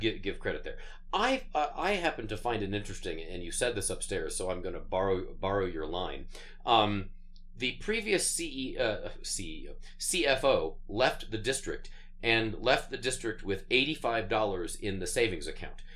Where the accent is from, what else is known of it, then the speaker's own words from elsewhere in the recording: Sterling, Colorado, United States; moved away; I grew up in uh, the small town of Sterling, Colorado, out on the uh, northeastern plains of, um, uh, of the state